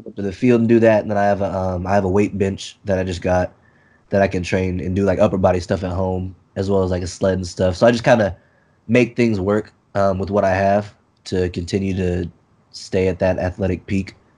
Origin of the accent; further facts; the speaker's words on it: Texas, United States; I'm from Texas